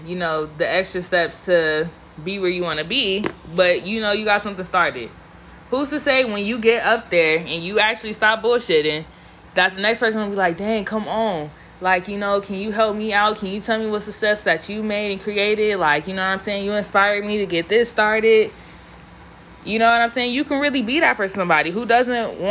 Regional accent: California, United States; I'm from California

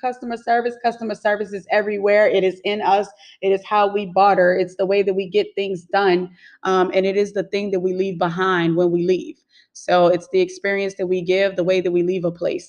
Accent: New Orleans, Louisiana, United States; now in Houston, United States; I'm from New Orleans, but I currently reside in Houston, Texas.

